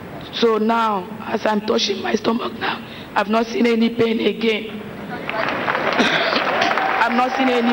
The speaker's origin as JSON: {"language": "English", "region": "Akwa Ibom", "country": "Nigeria", "said": "I'm from Akwa Ibom, but I married from Imo Abia State."}